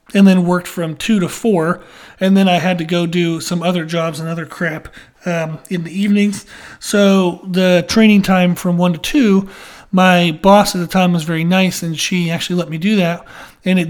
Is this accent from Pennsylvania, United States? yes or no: yes; Pennsylvania, United States; I grew up in Pennsylvania